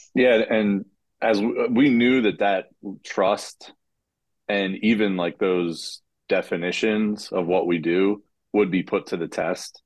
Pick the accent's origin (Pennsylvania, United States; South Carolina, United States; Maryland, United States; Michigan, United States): Pennsylvania, United States; Kennett Square; I'm from Kennett Square originally